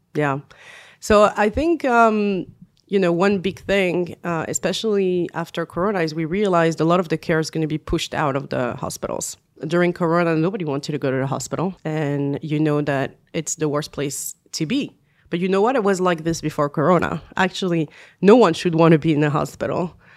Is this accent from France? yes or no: yes; France; accent: French; English is a second language; also born or lived in United States / Israel; now in Tel Aviv, Israel; I'm originally from France, as some of you may hear from my accent.